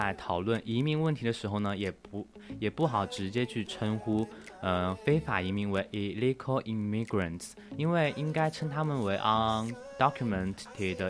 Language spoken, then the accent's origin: Chinese; China; 作为一名中国人啊